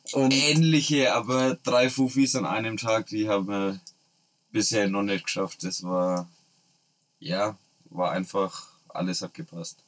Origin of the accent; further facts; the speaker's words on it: Nuremberg, Bavaria, Germany; bei uns in Nürnberg